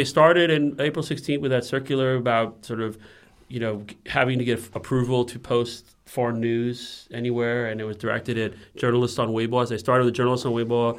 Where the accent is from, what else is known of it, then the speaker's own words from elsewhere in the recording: United States; moved away; also born or lived in China; as an American